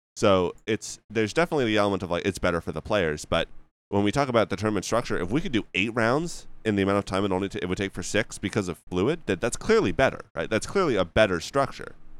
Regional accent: Canada; I'm just Canadian

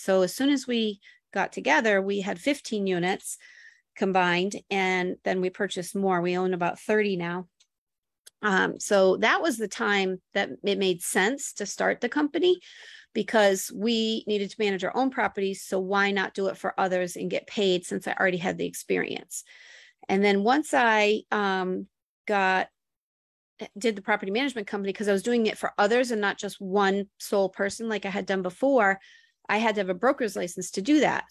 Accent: Buffalo, New York, United States; moved away as an adult; also born or lived in Florida Keys / Miami / Boston; now in Woonsocket, United States; I was born in Buffalo, New York, and lived in the same town that Gronk grew up

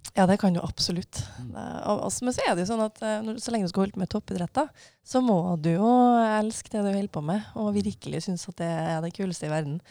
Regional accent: Levanger, Trøndelag, Norway; Jeg kommer fra Levanger i eh, Trøndelag

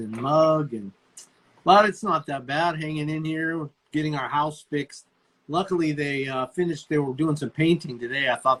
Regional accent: Arizona, United States; now in Oklahoma, United States; we came from Arizona, right? That's where I grew up.

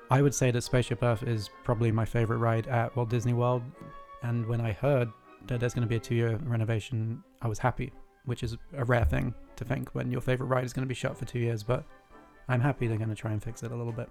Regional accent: United Kingdom; I am British

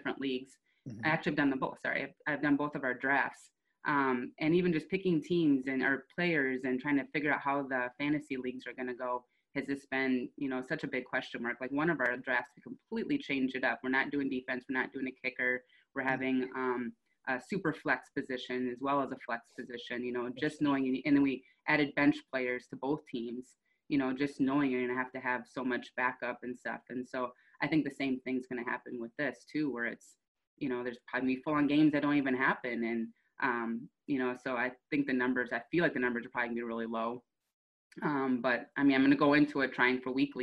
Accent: South Dakota, United States; I'm from South Dakota.

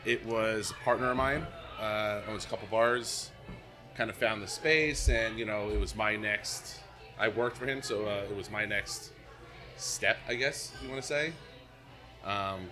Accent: right outside of Philadelphia, Pennsylvania, United States; I grew up right outside of Philly

